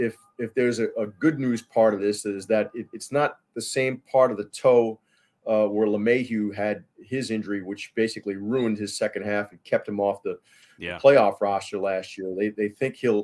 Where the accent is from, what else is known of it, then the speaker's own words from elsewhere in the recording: New York City, New York, United States; growing up in New York City